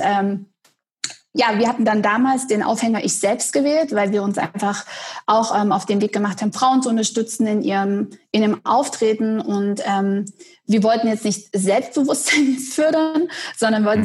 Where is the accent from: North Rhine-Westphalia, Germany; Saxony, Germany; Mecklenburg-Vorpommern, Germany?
Saxony, Germany; Dresden; now in Detmold, Germany; ich bin geboren in Dresden